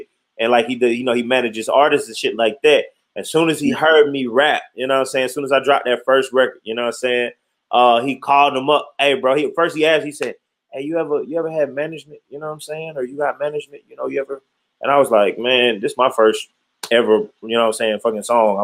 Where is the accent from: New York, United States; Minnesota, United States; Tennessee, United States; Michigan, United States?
Michigan, United States; Detroit; Born and raised in Detroit